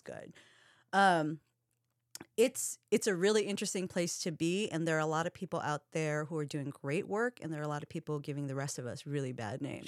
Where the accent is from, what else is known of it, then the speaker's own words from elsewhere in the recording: Hawaii, United States; now in Seattle, United States; I'm part Filipino. Um, I'm half Japanese, but I'm from Hawaii